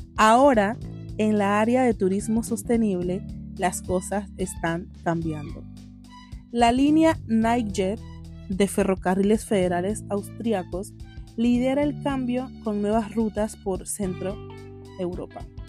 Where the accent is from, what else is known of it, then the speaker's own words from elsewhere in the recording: Panama; Panamá, obvio, soy panameña